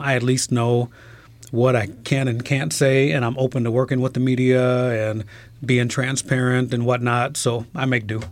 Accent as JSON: {"language": "English", "town": "Trenton", "region": "New Jersey", "country": "United States", "tie": "born or raised there", "also_born_or_lived": "Philadelphia, Pennsylvania", "said": "I was born in Trenton, New Jersey"}